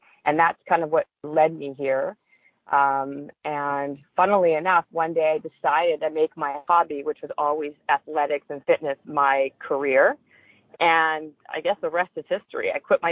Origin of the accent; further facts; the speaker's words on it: Winnipeg, Manitoba, Canada; moved away as an adult; also born or lived in Toronto, Canada; now in Los Angeles, United States; I'm Canadian, and in a small town called Winnipeg, Manitoba